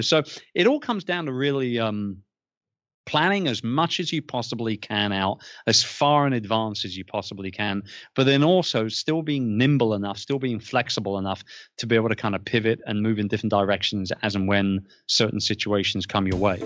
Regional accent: London, United Kingdom; moved away as an adult; now in Philippines; Born and raised in London, um, was in the publishing game for a long time

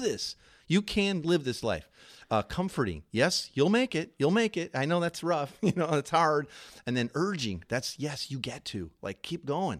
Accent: Chicago, Illinois, United States; moved away; I'm from Chicago

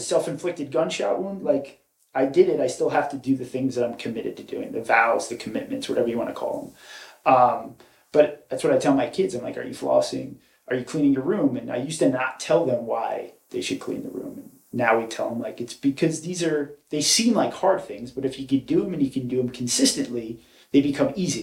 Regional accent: Raleigh, North Carolina, United States; also born or lived in New York; born and raised in New York, moved to North Carolina by 11. Uh, that's really my home is North Carolina. I love it there. Um, grew up sort of in the Cary Raleigh area

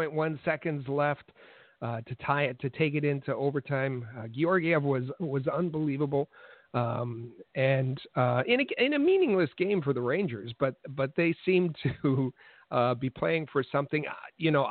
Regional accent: Thunder Bay, Ontario, Canada; I grew up in Thunder Bay

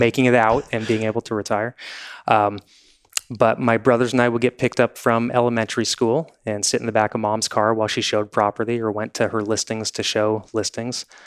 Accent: Newport Beach, California, United States; I grew up in Newport Beach. I've lived here forty-five years.

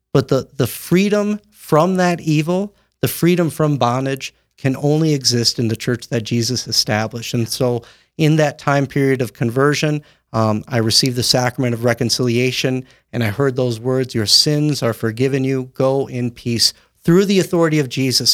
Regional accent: Windom, Minnesota, United States; Born and raised in Wyndham, Minnesota

